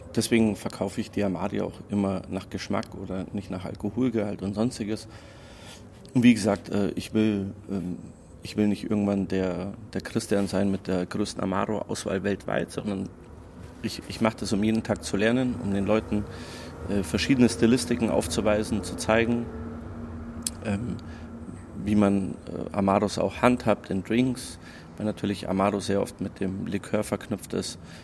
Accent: Croatia; now in Munich, Germany; Ich komme aus Kroatien

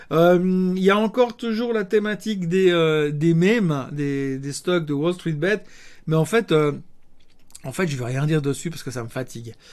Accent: Switzerland; en tant que bon Suisse, j'essaye d'aide aussi de traiter des actions suisses et pas que des actions américaines.

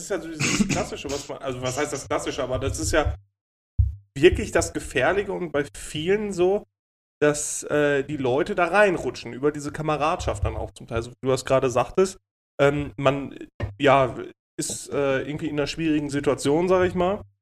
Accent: Dortmund, North Rhine-Westphalia, Germany; Ich bin Dortmunder, ich bin Dortmunder.

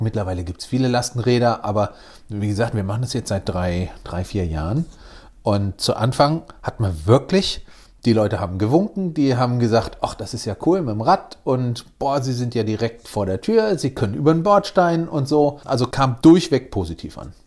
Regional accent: between Cologne and Düsseldorf, North Rhine-Westphalia, Germany; now in Wiesbaden, Germany; Ich bin genau zwischen Köln und Düsseldorf aufgewachsen.

